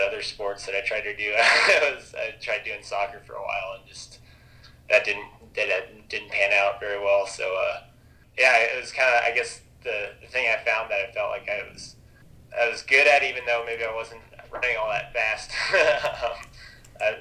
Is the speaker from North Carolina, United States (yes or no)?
no; Logan, Utah, United States; I grew up in Logan, Utah, so it's not too far away from where I am now